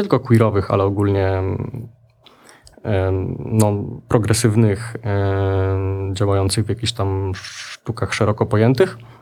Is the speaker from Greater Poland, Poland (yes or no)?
no; Lublin, Lublin Voivodeship, Poland; Ja właściwie wychowałem się trochę na lubelskich stadionach i halach